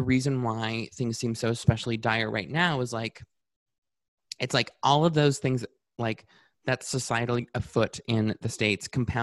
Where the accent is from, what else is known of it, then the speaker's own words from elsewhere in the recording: Canada; as a Canadian